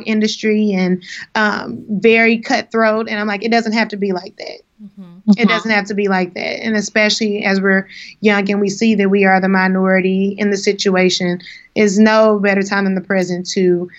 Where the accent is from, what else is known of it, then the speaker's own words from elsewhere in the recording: Kansas City, Missouri, United States; now in New York City, United States; my hometown of Kansas City